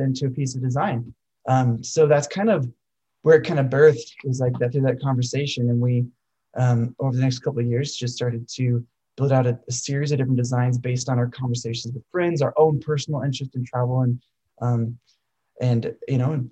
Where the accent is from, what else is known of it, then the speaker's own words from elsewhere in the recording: Colorado, United States; I grew up in Colorado